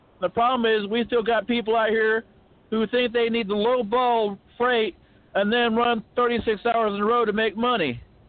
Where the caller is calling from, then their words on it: Bryant, Arkansas, United States; I'm calling from Bryant, Arkansas.